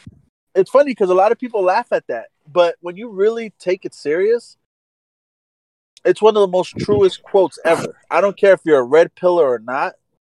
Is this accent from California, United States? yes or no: yes; Los Angeles, California, United States; also born or lived in San Fernando Valley, California; I was born and raised in LA. The closest mall to me was the Crenshaw Mall.